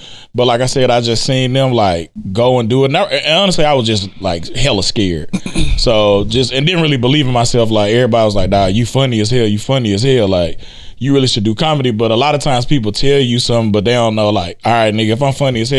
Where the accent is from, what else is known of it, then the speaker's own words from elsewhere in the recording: Memphis, Tennessee, United States; moved away; I'm originally from Memphis.